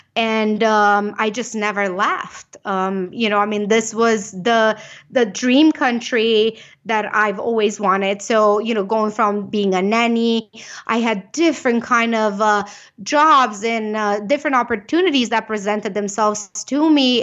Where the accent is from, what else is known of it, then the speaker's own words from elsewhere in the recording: Romania; English is a second language; moved away as an adult; now in United States; I am from Romania. You can probably catch a little bit of the accent.